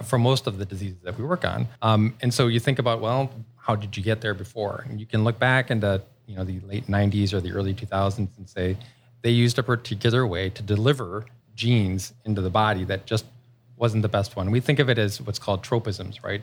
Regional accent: Rochester, New York, United States; moved away as an adult; also born or lived in Cleveland, Ohio; I grew up in Rochester, New York, and, uh, I came out to Cleveland for school

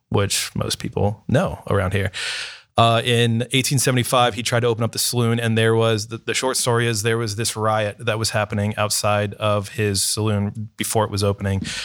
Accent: Canton, Ohio, United States; moved away as an adult; now in Columbus, United States; I'm from Northeastern Ohio, Canton, Ohio specifically.

